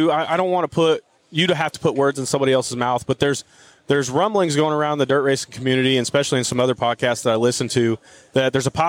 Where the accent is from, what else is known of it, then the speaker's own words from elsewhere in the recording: Tulsa, Oklahoma, United States; born and raised in Tulsa